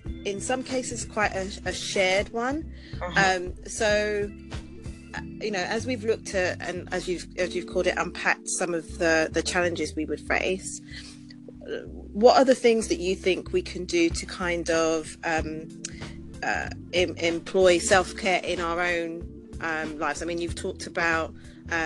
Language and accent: English; London, United Kingdom; also born or lived in Preston; I grew up in London